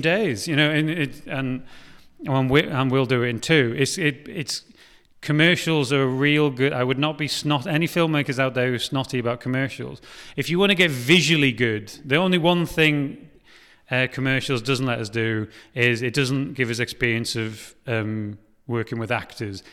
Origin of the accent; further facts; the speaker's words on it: Wales, United Kingdom; now in Liverpool, United Kingdom; I'm Welsh